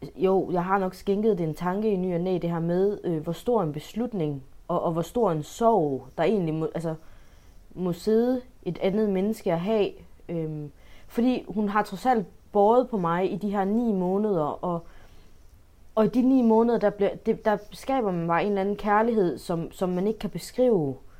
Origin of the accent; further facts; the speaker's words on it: Denmark; jeg føler mig egentlig så dansk